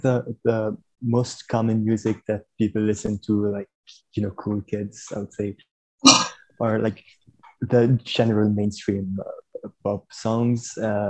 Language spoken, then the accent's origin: English; Beirut, Beirut Governorate, Lebanon; also born or lived in France; now in Madrid, Spain; I'm French Lebanese. I grew up in Beirut